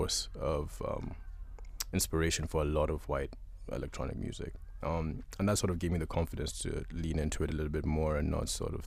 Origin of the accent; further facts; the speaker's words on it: Uganda; I'm from Uganda. I'm born and raised, but sort of been up and down and around